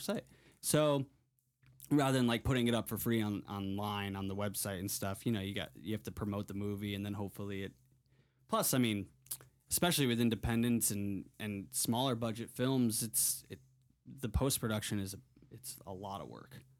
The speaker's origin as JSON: {"language": "English", "region": "Connecticut", "country": "United States", "tie": "born or raised there", "said": "I grew up in Connecticut, but I moved to, or I, I would go to Block Island, Rhode Island every summer"}